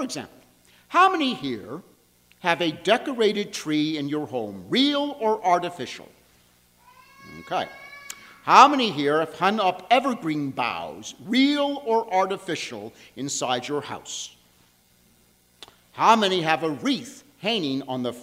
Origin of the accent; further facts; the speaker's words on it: Long Island, New York, United States; I grew up on Long Island, New York